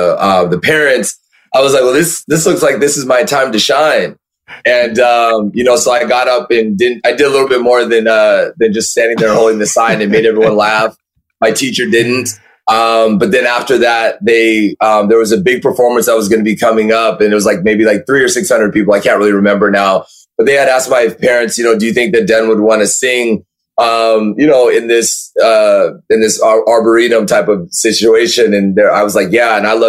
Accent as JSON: {"language": "English", "region": "California", "country": "United States", "tie": "born or raised there"}